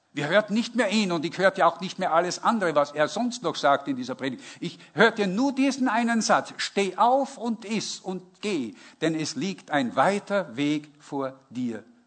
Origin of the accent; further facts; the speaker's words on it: Northern Germany, Germany; ich komme aus, dem, aus Norddeutschland.